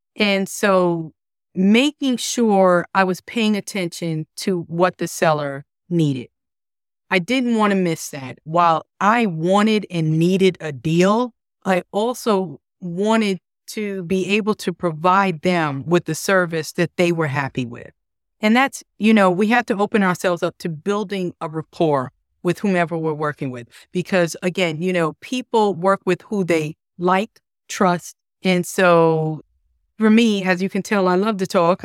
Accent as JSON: {"language": "English", "region": "New York", "country": "United States", "also_born_or_lived": "Florida", "moved": "as an adult", "lives_now": "Charlotte, United States", "said": "Originally, I'm from New York, and I moved to Charlotte about thirteen years ago."}